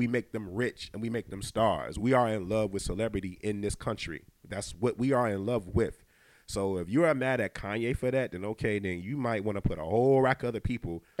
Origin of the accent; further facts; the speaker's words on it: Detroit, Michigan, United States; moved away; I'm from Detroit